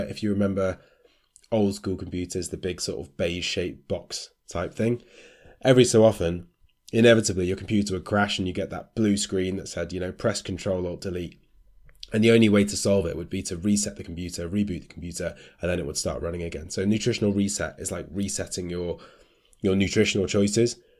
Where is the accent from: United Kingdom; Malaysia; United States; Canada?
United Kingdom; as British people